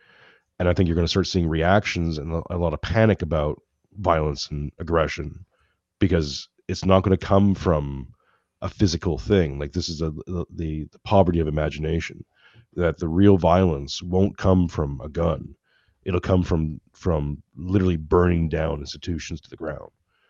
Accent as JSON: {"language": "English", "town": "Mississauga", "region": "Ontario", "country": "Canada", "tie": "born or raised there", "said": "I did some growing up in Mississauga."}